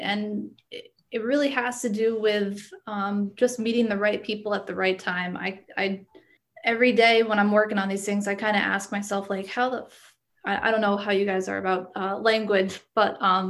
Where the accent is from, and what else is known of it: Connecticut, United States